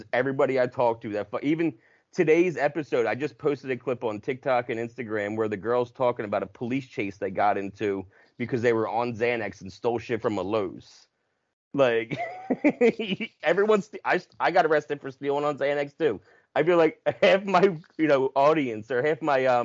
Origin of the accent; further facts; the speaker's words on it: New Jersey, United States; I'm from South Jersey